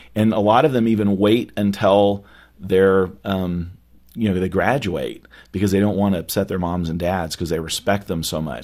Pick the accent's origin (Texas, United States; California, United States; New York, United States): California, United States; now in Dallas, United States; growing up in California